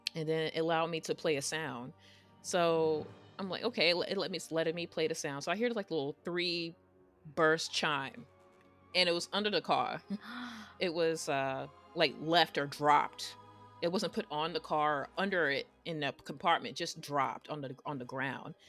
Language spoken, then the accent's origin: English; New York, United States; I'm from New York